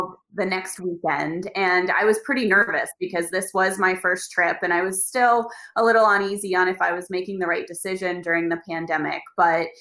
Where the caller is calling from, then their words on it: Boulder, Colorado, United States; I'm calling in from Boulder, Colorado today